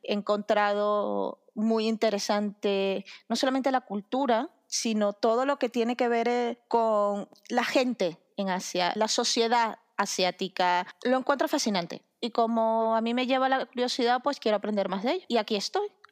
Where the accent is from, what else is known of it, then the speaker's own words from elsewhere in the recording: Venezuela; moved away; mi país de origen, soy venezolana